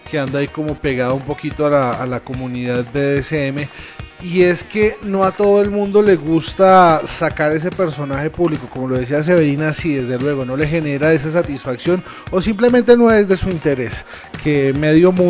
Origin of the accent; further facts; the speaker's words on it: Colombia; No es lo mismo en nuestra tierrita, acá somos bastante pacatos como colombianos, a lo que puede ser, no sé, Noruega.